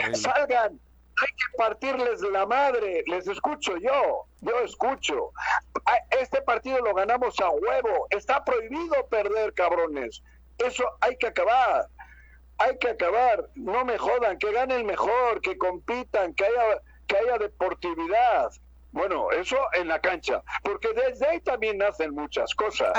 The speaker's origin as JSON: {"language": "Spanish", "town": "Bilbao", "region": "Basque Country", "country": "Spain", "moved": "yes", "lives_now": "Mexico", "said": "yo vengo de Bilbao"}